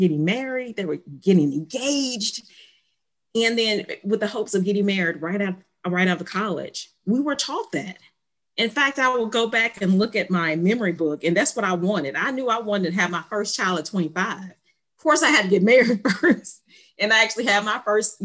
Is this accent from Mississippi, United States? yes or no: yes; Ocean Springs, Mississippi, United States; I am from the Mississippi Gulf Coast, Ocean Springs, Mississippi.